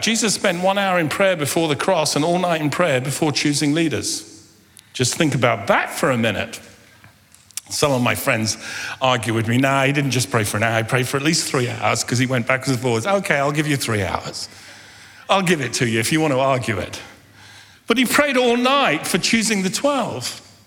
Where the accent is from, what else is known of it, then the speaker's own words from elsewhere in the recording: London, United Kingdom; I was born and grew up in London